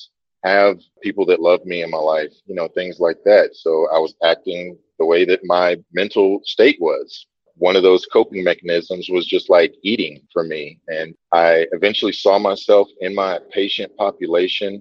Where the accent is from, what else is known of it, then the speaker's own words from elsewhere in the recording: Tulsa, Oklahoma, United States; moved away as an adult; now in Costa Rica; I'm from Tulsa, Oklahoma.